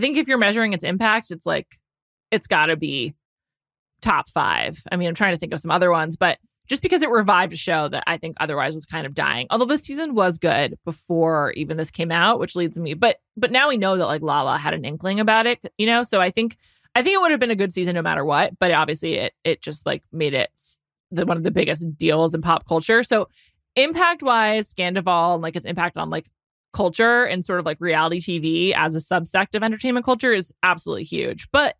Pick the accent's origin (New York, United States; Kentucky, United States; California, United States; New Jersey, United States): New York, United States; I love a New York reality show as a New Yorker.